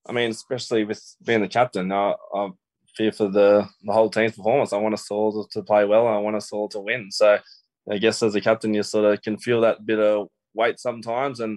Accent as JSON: {"language": "English", "town": "Menangle", "region": "New South Wales", "country": "Australia", "tie": "born or raised there", "said": "I sort of talked about yeah my childhood and growing up in Menangle and my dream to play the NRL."}